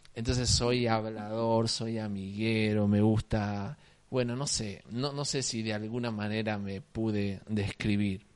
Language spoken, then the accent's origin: Spanish; Salta, Argentina; accent: salteño tonada; also born or lived in Alicante, Spain; toda mi vida acá en Salta, así que puedo decir que soy un salteño